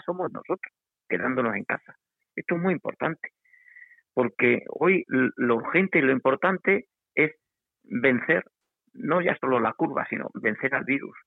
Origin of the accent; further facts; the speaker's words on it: Extremadura, Spain; como, sociedad extremeña, como sociedad española, europea